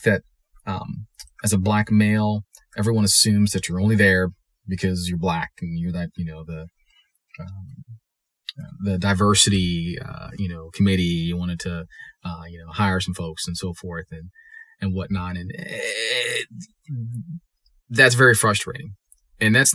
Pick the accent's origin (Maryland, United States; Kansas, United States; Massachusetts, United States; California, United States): Maryland, United States; also born or lived in Charleston / Durham, North Carolina; but I actually ended up growing up in Maryland. We moved there when I was in third grade.